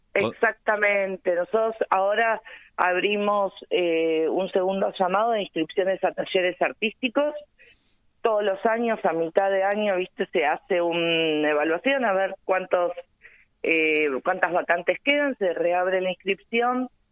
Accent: Almirante Brown, Buenos Aires, Argentina; nosotros los brownianos

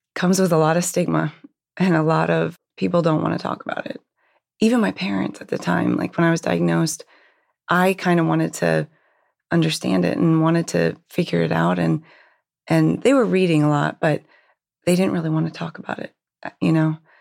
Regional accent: Hershey, Pennsylvania, United States; I actually grew up in Hershey, Pennsylvania.

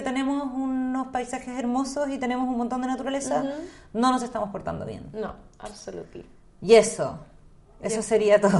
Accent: Chile

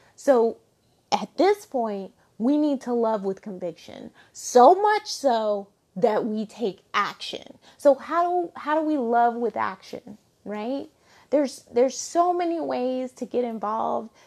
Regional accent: Alabama, United States; I grew up in Alabama

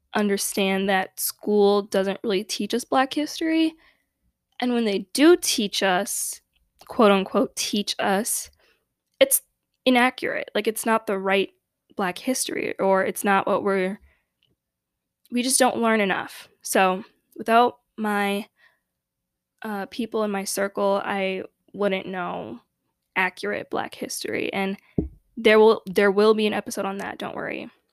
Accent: Chicago, Illinois, United States; growing up in Chicago, a very unfortunately segregated city

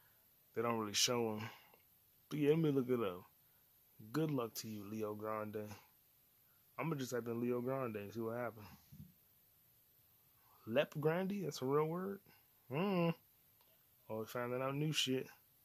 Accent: England, United Kingdom; I'm like, I am English. Like, I am British. I am a Brit.

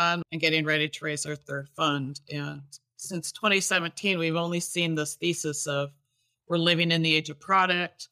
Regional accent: United States; moved away; also born or lived in Toronto, Canada / Vancouver, Canada; I'm actually originally from the States

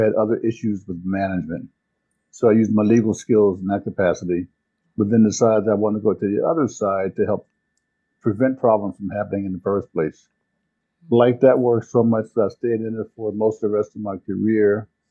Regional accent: Washington, District of Columbia, United States; I was born in Washington, D.C. in 1951 in an area called Marshall Heights

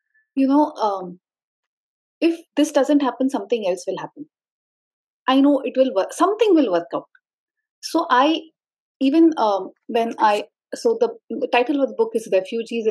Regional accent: Mumbai, Maharashtra, India; moved away; All my life growing up, I have never identified myself as a Sindhi, the place where my ancestors are from. Because I was born in Bombay, I always was cool Bombaykar, Mumbaikar

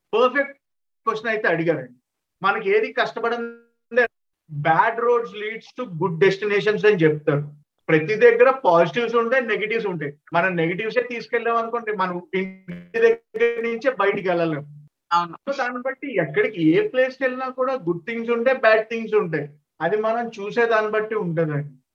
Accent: Rajahmundry, Andhra Pradesh, India; నేను born and barter but Rajahmundry అండి మాది రాజమండ్రి తూర్పుగోదావరి జిల్లా ఆంధ్రప్రదేశ్ స్వచ్ఛమైన గోదావరి బిడ్డ అనమాట నేను

